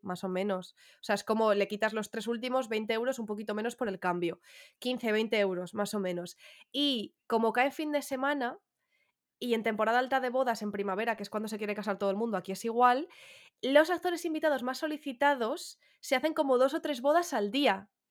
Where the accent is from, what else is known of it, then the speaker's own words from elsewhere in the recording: Getafe, Community of Madrid, Spain; con todo mi orgullo, ¿eh? que soy de Getafe